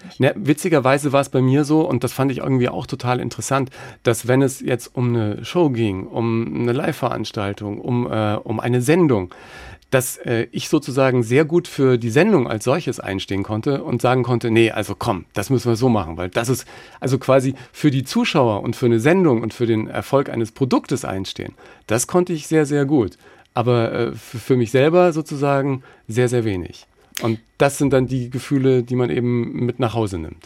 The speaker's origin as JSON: {"language": "German", "country": "Germany", "said": "ich bin aus Deutschland"}